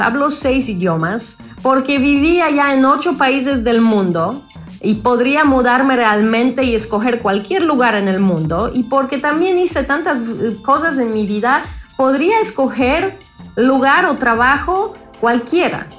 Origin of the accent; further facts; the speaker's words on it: Poland; Spanish is a second language; moved away; nací en Polonia, crecí en Polonia